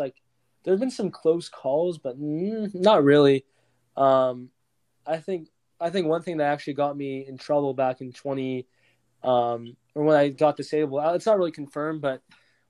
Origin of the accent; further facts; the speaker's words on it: California, United States; I am not like the typical Californian either